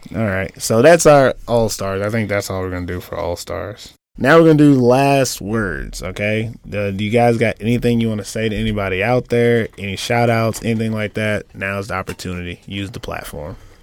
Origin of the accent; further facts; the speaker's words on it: United States; moved away as an adult; now in Finland; I'm an American